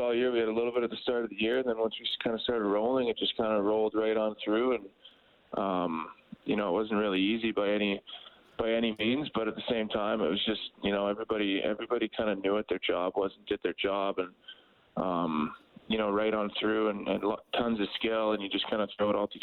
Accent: White City, Saskatchewan, Canada; moved away; White City, my hometown

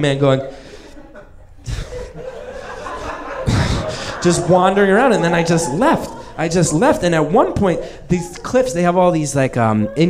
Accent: New Jersey, United States; born or raised there; moved away as an adult; now in Brooklyn, United States

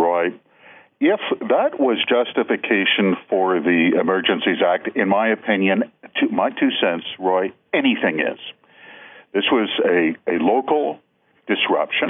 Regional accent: Manitoba, Canada; I'm from Manitoba, so we are economical with our language

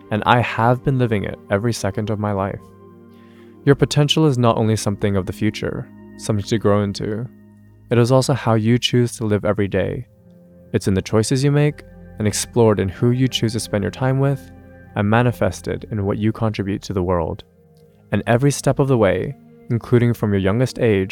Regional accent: Hong Kong; now in London, United Kingdom; I grew up in Hong Kong, in a family who held the traditional Cantonese values you'd expect

